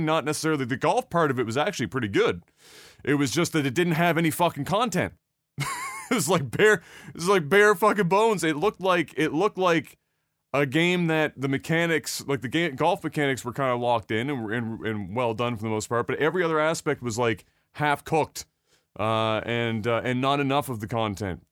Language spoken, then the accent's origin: English; Nova Scotia, Canada; we're from Nova Scotia